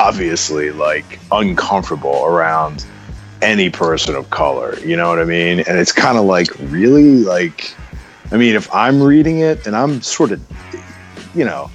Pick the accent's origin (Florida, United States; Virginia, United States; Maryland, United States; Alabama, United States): Maryland, United States; Baltimore; I'm from Baltimore.